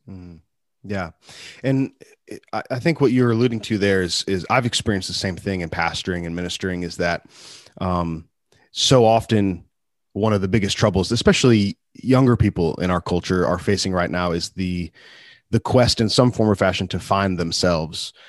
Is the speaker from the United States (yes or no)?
yes; United States; as an American man